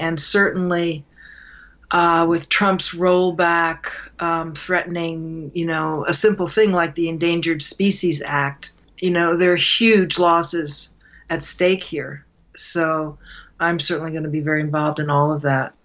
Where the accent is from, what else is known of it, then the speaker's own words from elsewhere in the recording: New York City, New York, United States; I, I'm from New York City